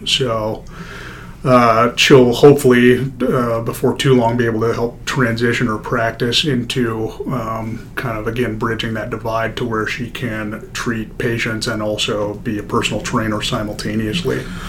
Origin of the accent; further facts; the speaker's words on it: Denver, Colorado, United States; moved away as an adult; also born or lived in Kansas / Des Moines, Iowa; I was born in Denver, Colorado, 1985